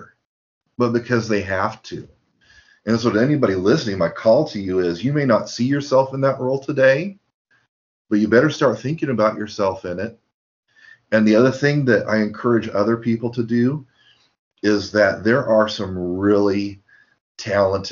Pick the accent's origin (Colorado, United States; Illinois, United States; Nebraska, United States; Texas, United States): Nebraska, United States; Lincoln; now in Davis, United States; as a kid growing up in Lincoln, Nebraska